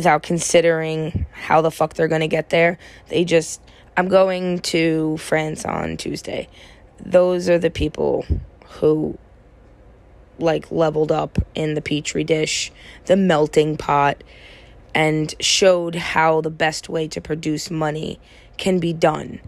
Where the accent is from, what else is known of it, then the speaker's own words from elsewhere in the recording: United States; as an American citizen